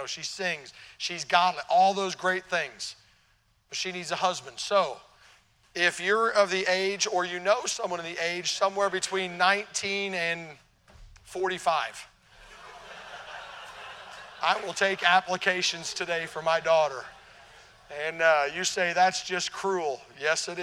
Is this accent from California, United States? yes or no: no; Tennessee, United States; also born or lived in Illinois; I'm from Tennessee. Down south, we hear about the North. By the way, I was born in Illinois, so I'm a Yankee by birth